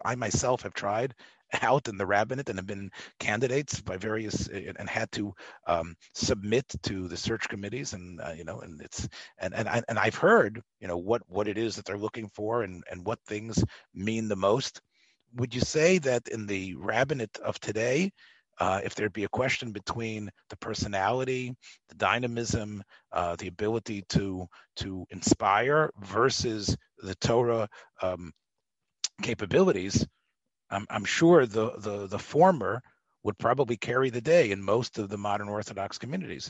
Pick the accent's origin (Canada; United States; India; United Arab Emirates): United States; Memphis, Tennessee; I come from Memphis